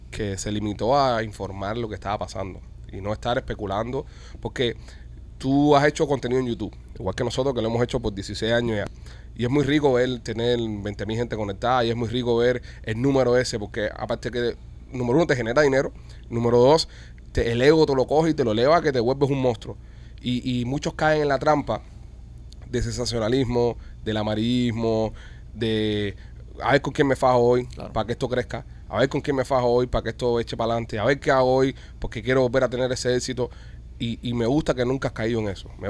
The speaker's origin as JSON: {"language": "Spanish", "country": "Cuba", "said": "Como, cubano también, coño."}